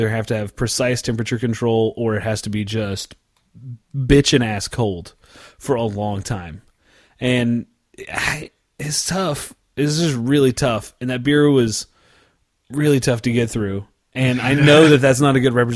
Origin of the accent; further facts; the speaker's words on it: south of Norman, Oklahoma, United States; straight from my hometown, south of Norman, to Tulsa